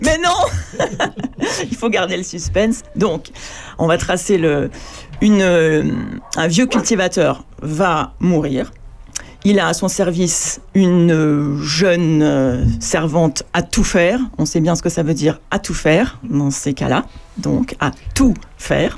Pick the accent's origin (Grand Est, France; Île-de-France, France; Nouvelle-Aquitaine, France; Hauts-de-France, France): Île-de-France, France; Paris; also born or lived in Normandy; Moi, je suis né à Paris, mais mais euh, j'ai passé beaucoup de temps en Normandie